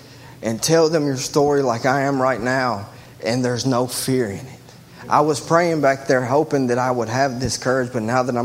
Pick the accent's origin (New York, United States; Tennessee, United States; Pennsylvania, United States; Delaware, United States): Tennessee, United States; Gallatin; I was born in Gallatin, Tennessee